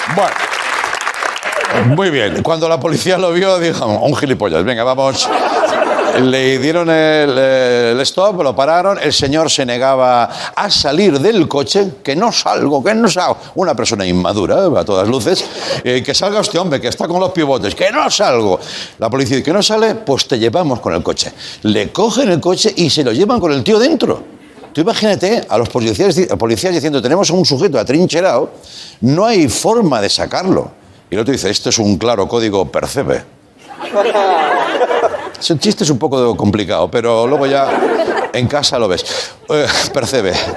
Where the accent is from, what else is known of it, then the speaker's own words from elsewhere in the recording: Catalonia, Spain; Yo como catalán